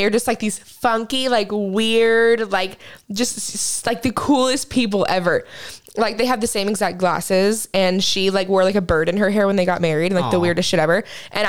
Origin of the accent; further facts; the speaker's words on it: Kansas, United States; moved away; my hometown in Kansas